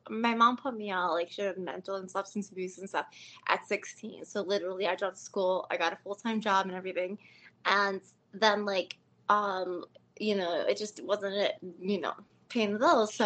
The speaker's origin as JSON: {"language": "English", "town": "Chicago", "region": "Illinois", "country": "United States", "said": "I'm from Chicago, man. I got to represent, you know."}